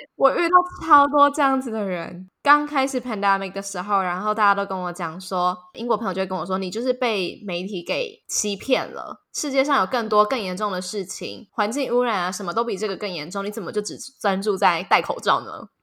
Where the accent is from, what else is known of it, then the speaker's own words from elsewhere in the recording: Taiwan; moved away; 毕竟我们是一个海岛国家